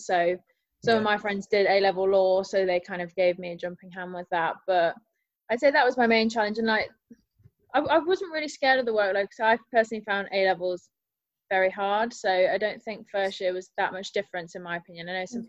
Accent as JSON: {"language": "English", "town": "Nottingham", "region": "East Midlands", "country": "United Kingdom", "moved": "as an adult", "lives_now": "Leeds, United Kingdom", "said": "I'm from Nottingham"}